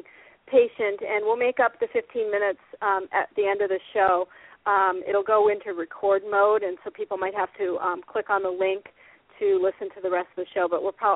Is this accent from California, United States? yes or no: no; Iowa, United States; I'm from Iowa. I was raised in Iowa. I'm a PV girl. Go Pleasant Valley